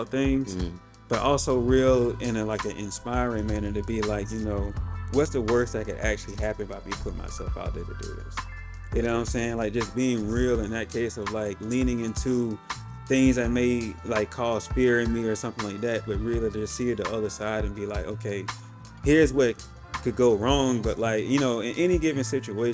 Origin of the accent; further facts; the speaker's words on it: South Georgia, United States; moved away as an adult; also born or lived in Buffalo, New York; now in California, United States; I'm from South Georgia